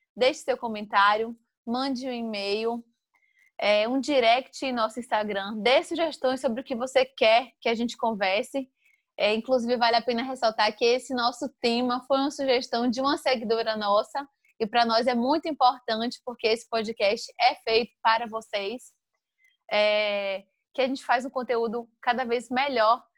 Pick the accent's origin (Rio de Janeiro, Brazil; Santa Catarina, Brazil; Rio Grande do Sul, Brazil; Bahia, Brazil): Bahia, Brazil; Santo Antônio de Jesus; also born or lived in Salvador; Eu sou natural de Santo Antônio de Jesus, morei em Salvador por 13 anos e retornei